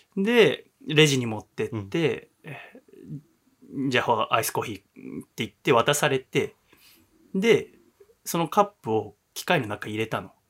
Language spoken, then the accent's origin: Japanese; Yokohama, Kanagawa, Japan; 私は神奈川の横浜出身